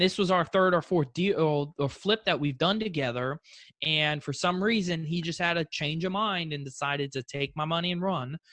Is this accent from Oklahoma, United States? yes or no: no; Fort Lauderdale, Florida, United States; originally I'm from South Florida, Fort Lauderdale.